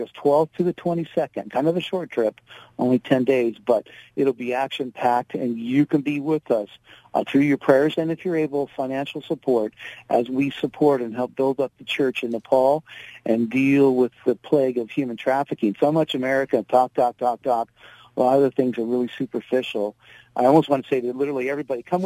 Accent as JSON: {"language": "English", "country": "United States", "said": "I was not allowed in because of being an American, a Caucasian"}